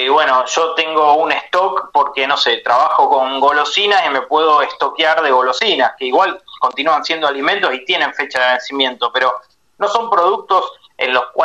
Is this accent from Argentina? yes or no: yes; Argentina; que son tierras nuestras, digamos, todos como argentinos, eh, por más que no tengamos la propiedad, eh, eh lo sentimos así, son